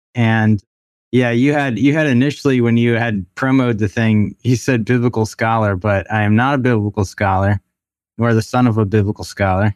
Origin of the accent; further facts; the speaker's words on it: Baltimore, Maryland, United States; moved away as an adult; also born or lived in Chattanooga / Canada / Amsterdam / Japan; I'm originally from Baltimore, grew up there for the most part